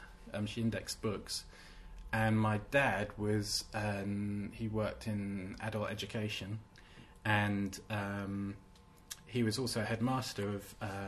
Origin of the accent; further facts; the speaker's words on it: Herne Hill, London, United Kingdom; grew up in Herne Hill. Went to school in Dulwich. Hung out in Brixton. Went to Streatham Mega Bowl.